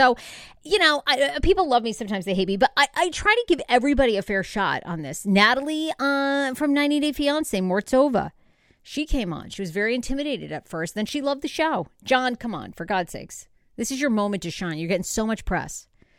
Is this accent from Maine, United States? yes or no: yes; Wiscasset, Maine, United States; now in Los Angeles, United States; I grew up actually in Maine, Wiscasset, Maine. It's known for a famous lobster shack called Red's Eats.